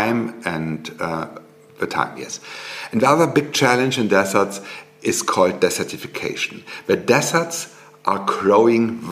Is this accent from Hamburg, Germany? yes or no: no; Bavaria, Germany; I'm living in the most beautiful part of Germany, in Oberbayern